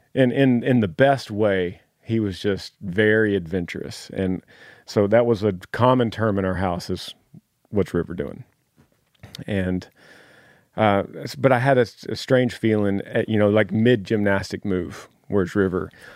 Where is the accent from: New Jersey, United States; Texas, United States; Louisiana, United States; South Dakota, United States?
Texas, United States; Dallas; also born or lived in Clifton, Texas; originally from Dallas